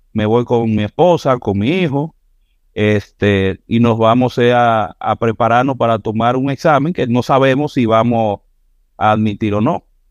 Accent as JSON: {"language": "Spanish", "town": "Santiago de los Caballeros", "region": "Santiago", "country": "Dominican Republic", "tie": "born or raised there", "said": "yo soy santiaguero, nací aquí en Santiago, por ahí por los 80."}